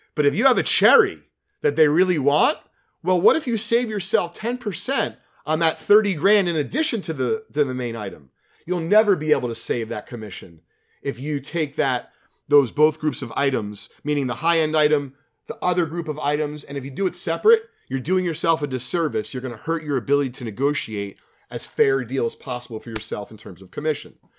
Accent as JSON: {"language": "English", "region": "New Jersey", "country": "United States", "tie": "born or raised there", "said": "being a kid, growing up in Jersey"}